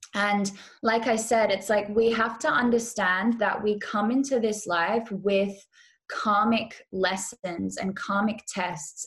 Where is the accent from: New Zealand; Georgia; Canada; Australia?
Australia; Western Australia; moved away; also born or lived in Bali / Europe / California; I grew up or I was born in Western Australia